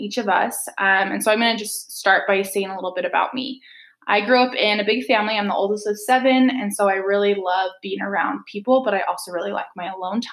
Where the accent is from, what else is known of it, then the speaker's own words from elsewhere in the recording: Utah, United States; also born or lived in Kansas; we're both from Utah